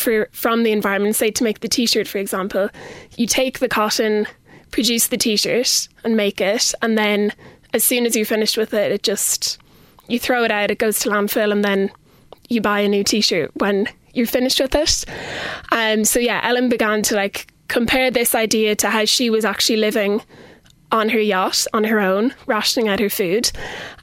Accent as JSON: {"language": "English", "town": "Kilkenny", "region": "Leinster", "country": "Ireland", "tie": "born or raised there", "also_born_or_lived": "Dublin", "said": "I'm originally from Kilkenny and went to school in Canises and Loretto here."}